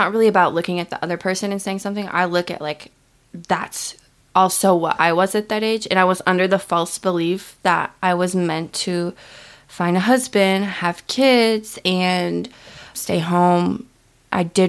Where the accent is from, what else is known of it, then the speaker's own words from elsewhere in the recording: Midwest, United States; I grew up with here in the Midwest